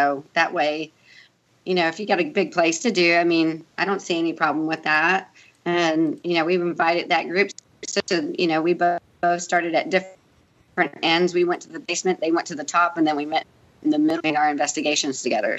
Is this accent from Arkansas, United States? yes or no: no; St. Augustine, Florida, United States; also born or lived in El Paso, Texas; not only am I from El Paso, Texas, but I was also raised in St. Augustine, Florida